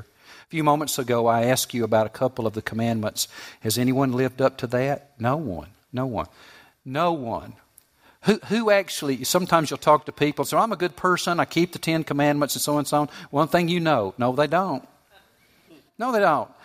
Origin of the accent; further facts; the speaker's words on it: Southeast, United States; I grew up in the Southeast. We don't have much snow here.